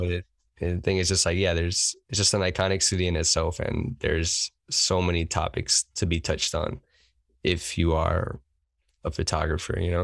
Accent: New York City, New York, United States; I've been here my whole life

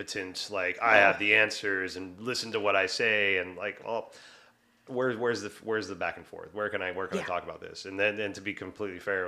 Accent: the South, United States; growing up in the South

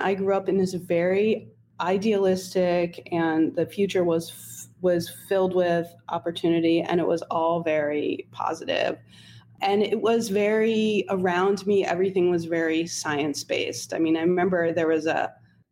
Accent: Holmdel, New Jersey, United States; I grew up in Homedale, New Jersey, which is it's a suburban town about 45 minutes outside of New York City.

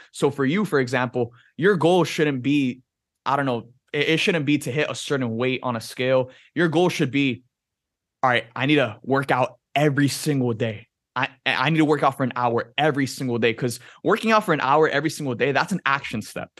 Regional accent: Miami, Florida, United States; growing up in Miami, like, the ocean is a huge part of your life

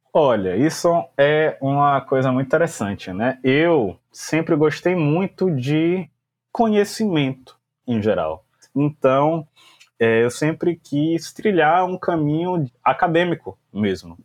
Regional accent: Salvador, Bahia, Brazil; sou nascido e criado aqui em Salvador

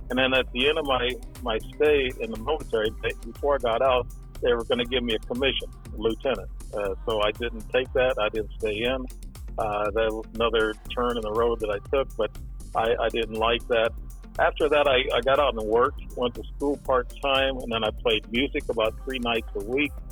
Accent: Alton, Illinois, United States; In, in Alton, Illinois.

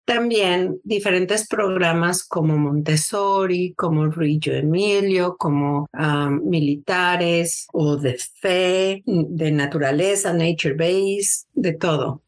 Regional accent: Mexico City, Mexico; moved away as an adult; also born or lived in Seattle, Washington, United States; now in United States; yo nací en la Ciudad de México. Me vine a los Estados Unidos en 1993.

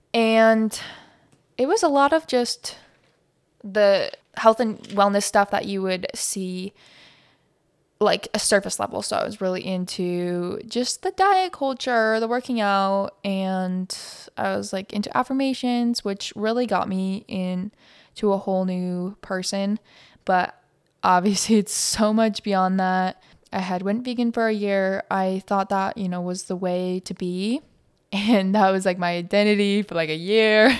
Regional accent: Montana, United States; now in Phoenix, United States; I live in Phoenix, Arizona, and I grew up in Montana

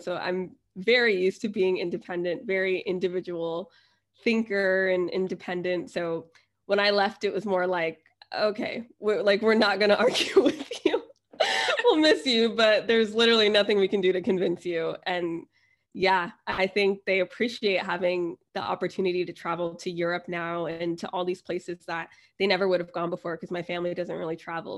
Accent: United States; moved away as an adult; also born or lived in New Jersey / Florida / Thailand / China; now in London, United Kingdom; I'm originally from New Jersey in Florida

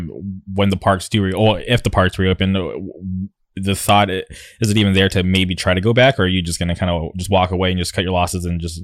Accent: Palm Springs, California, United States; moved away as an adult; now in Orange County, United States; as somebody who didn't grow up like local to like the Orange County area, I grew up in the Palm Springs area. Like moving out here 10 years ago

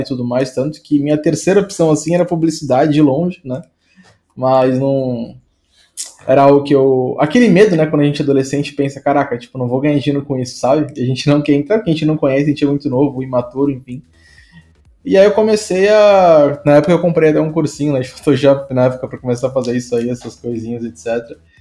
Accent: Santo André, São Paulo, Brazil; eu sou de Santo André, né? Eu nasci em Santo André aí, que é interior de São Paulo

